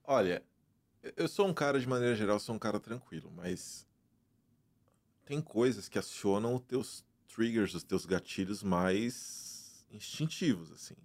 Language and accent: Portuguese; Brazil; moved away as an adult; also born or lived in Germany; now in United States; Eu venho do Brasil, eu venho da, da, de uma realidade onde eu não tinha